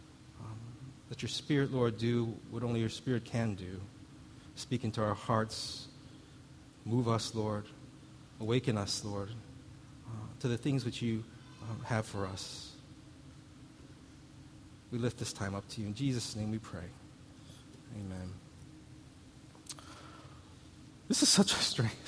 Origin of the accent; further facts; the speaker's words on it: Missouri, United States; where I grew up in Missouri, you had to look out for water moccasins